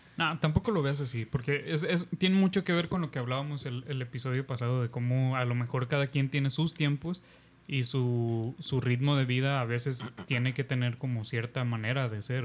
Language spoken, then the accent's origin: Spanish; Mexico; nos está sofocando como mexicanos y como país y como sociedad